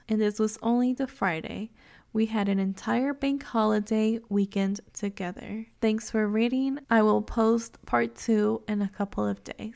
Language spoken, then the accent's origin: English; Mexico; first language Spanish; English is a second language; obviously I am Mexican and Spanish is my first language